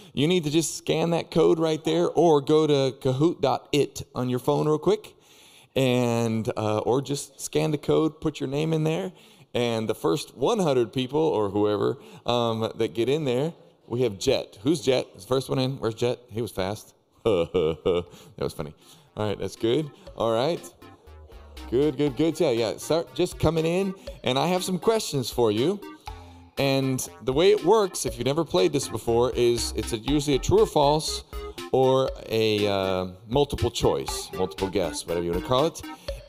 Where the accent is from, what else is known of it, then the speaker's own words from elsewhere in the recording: Peru; Anyway, so we have been in Peru for quite some time. I was born and raised way up in the Andes Mountains